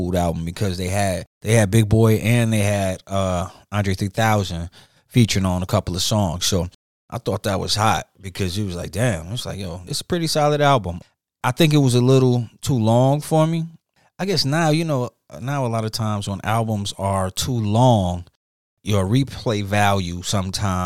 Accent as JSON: {"language": "English", "town": "Detroit", "region": "Michigan", "country": "United States", "moved": "yes", "said": "I'm originally from Detroit"}